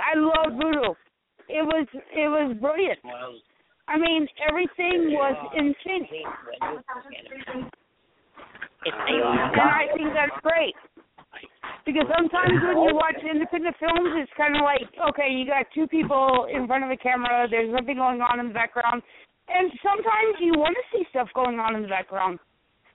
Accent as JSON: {"language": "English", "region": "South Carolina", "country": "United States", "tie": "born or raised there", "said": "I grew up in South Carolina, and everybody says y'all"}